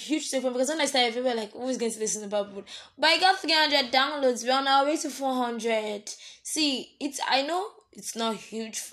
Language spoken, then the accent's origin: English; Nigeria; as a Nigerian